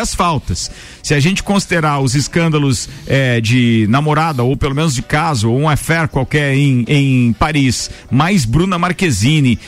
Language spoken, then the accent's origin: Portuguese; Brazil; nós, enquanto brasileiros